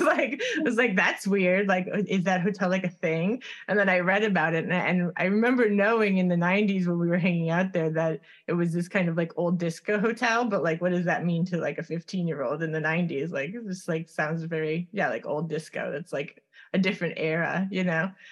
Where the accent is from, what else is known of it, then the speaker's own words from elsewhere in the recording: Miami, Florida, United States; moved away as an adult; I grew up in Coconut Grove